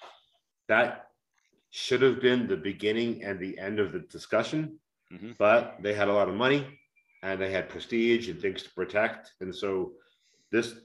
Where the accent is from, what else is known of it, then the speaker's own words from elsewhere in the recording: United States; moved away as an adult; we're from the United States of America